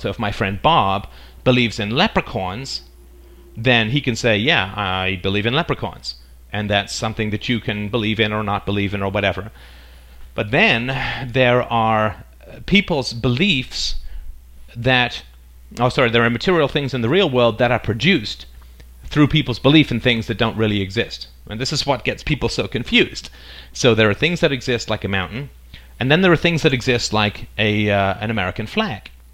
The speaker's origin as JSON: {"language": "English", "region": "England", "country": "United Kingdom", "tie": "born or raised there", "also_born_or_lived": "Ireland / South Africa", "moved": "yes", "lives_now": "Canada", "said": "I currently live in Canada. I was born in Ireland. I grew up in England. I spent a little time in South Africa. Then I moved to Canada"}